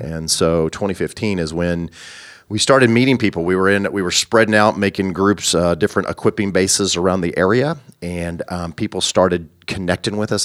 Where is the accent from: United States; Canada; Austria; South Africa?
United States; Southern Illinois; moved away as an adult; also born or lived in Bolivar, Missouri; now in Kansas, United States; I'm from Southern Illinois